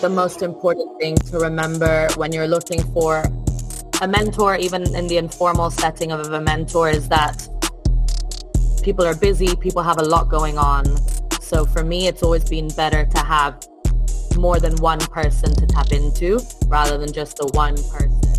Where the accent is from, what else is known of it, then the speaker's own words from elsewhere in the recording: Italy; moved away as an adult; also born or lived in France / Spain / Midlands, United Kingdom; now in United Kingdom; I'm originally from Italy. Um, mm-hmm. Grew up there